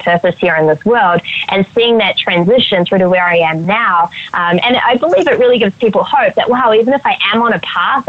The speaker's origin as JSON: {"language": "English", "region": "Auckland", "country": "New Zealand", "tie": "born or raised there", "also_born_or_lived": "Australia", "moved": "yes", "said": "I grew up in Auckland, New Zealand"}